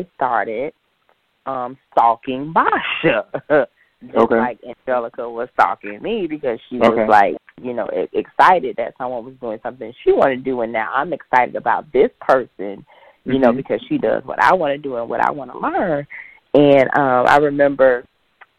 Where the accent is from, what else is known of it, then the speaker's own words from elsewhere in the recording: Jacksonville, Florida, United States; I'm originally born and raised in Jacksonville